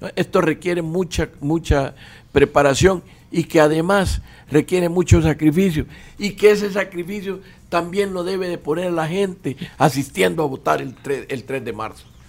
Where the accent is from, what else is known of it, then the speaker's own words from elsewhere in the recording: El Salvador; cómo somos los salvadoreños